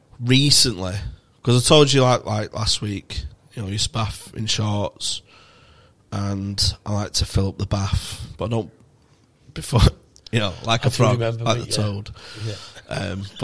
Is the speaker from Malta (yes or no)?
no; Manchester, North West England, United Kingdom; from Manchester.